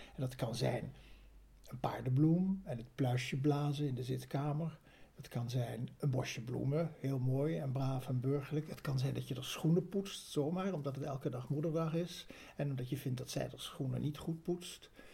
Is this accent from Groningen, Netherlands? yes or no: no; Bergen aan Zee, North Holland, Netherlands; ik groeide op in Berg aan Zee